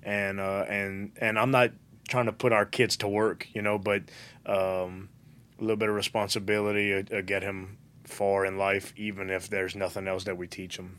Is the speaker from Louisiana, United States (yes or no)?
yes; Galliano / Golden Meadow, Louisiana, United States; till I was eight, I was in the Galliano Golden